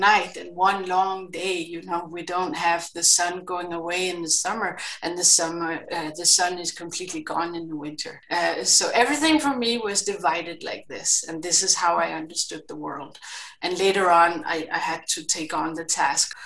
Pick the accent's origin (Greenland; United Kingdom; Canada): Greenland; English is a second language; I grew up in Greenland and had my, what is it called, formative years there